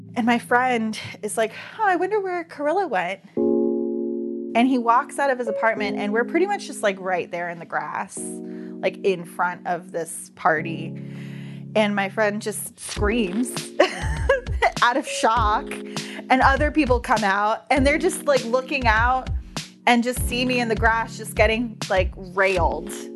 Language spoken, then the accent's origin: English; Daytona Beach, Florida, United States; I grew up in Daytona Beach, Florida